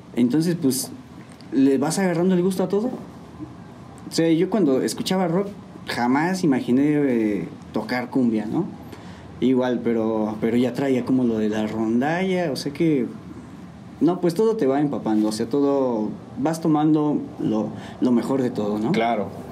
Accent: San Juan del Río, Querétaro, Mexico; Soy de aquí de San Juan del Río. Este, mis papás igual son de aquí. Todos somos de aquí.

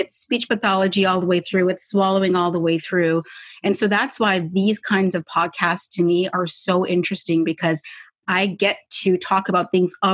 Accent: Canada; I'm Canadian.

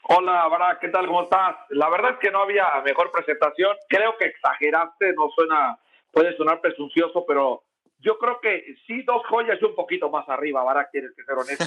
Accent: Oaxaca, Mexico; moved away; also born or lived in Puebla; soy de Oaxaca

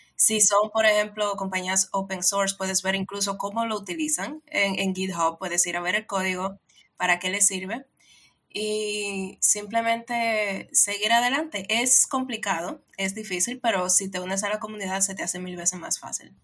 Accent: Dominican Republic; yo soy de República Dominicana. República Dominicana es una islita en el Caribe

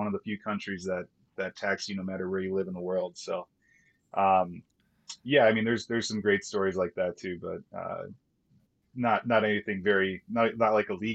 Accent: Minnesota, United States; accent: Minnesota; moved away as an adult; growing up in Minnesota, I can turn on that accent pretty quick

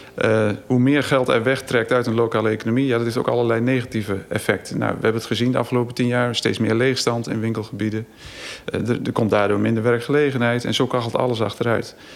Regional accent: Zwartsluis, Overijssel, Netherlands; moved away as an adult; also born or lived in Groningen / Amsterdam; in Zwartsluis. Dus het dorp waar ik eigenlijk zelf geboren ben

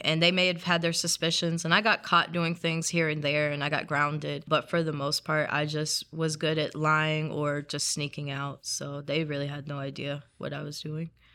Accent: South Carolina, United States; I grew up in South Carolina, so it's part of the Bible Belt

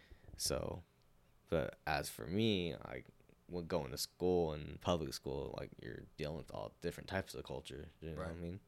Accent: California, United States; No, because, like, there's actually a good community of Asian people in Sonoma County.

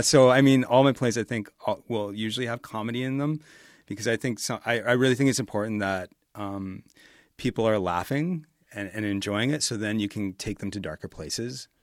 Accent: Edmonton, Alberta, Canada; I grew up in Millwoods

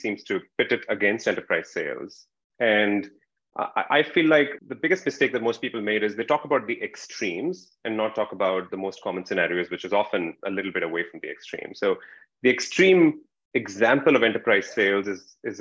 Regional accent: India; moved away; I'm originally from India, as you can tell.

